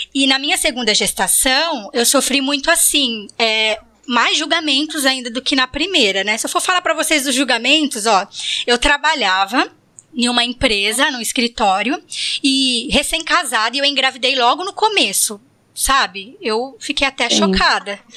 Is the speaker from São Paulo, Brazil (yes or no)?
yes; Bariri, São Paulo, Brazil; now in Florianópolis, Brazil; Eu, eu moro em Floripa, mas também vim de Bariri, então todas nós temos as raízes aí em Bariri